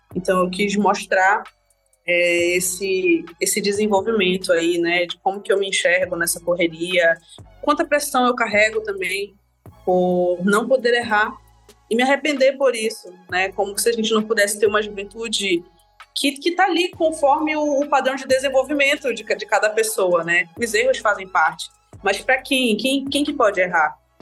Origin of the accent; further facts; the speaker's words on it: interior of Amazonas, Brazil; amazonense, nasci no interior do Amazonas